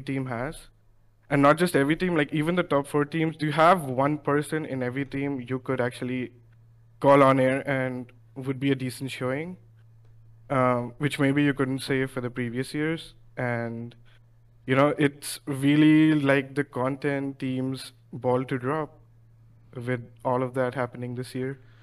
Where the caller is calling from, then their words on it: New Delhi, Delhi, India; I'm calling from New Delhi, uh, in India